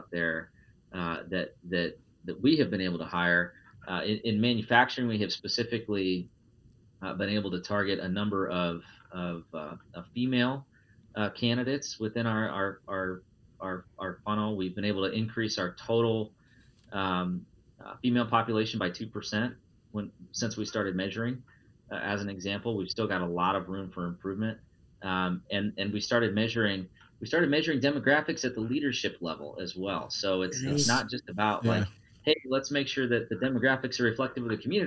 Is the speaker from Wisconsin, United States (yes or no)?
no; Iowa, United States; I'm a straight white male born and raised in Iowa